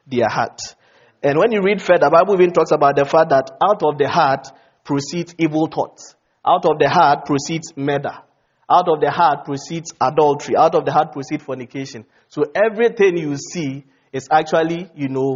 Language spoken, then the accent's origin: English; Ghana; moved away; Ghana, my home country